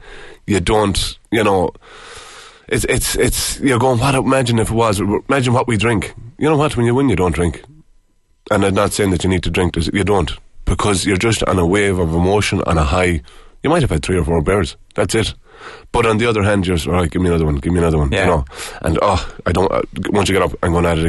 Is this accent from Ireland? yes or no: yes; Ballina, Connacht, Ireland; I was from Ballina Stephenites, and because of that, I went on to play for Mayo.